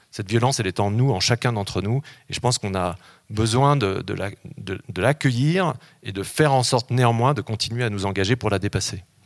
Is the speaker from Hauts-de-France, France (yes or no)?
no; Grenoble, Auvergne-Rhône-Alpes, France; moved away as an adult; also born or lived in Gap, Hautes-Alpes / Paris / New York; je suis né à Grenoble, hein, et puis ensuite, euh, j'ai passé une partie de mon adolescence euh, dans les Hautes-Alpes, mon lycée à Gap